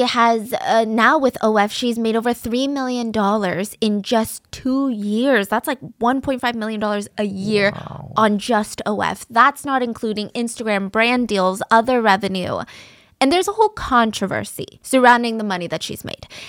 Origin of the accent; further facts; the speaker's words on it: the South, United States; I grew up in the South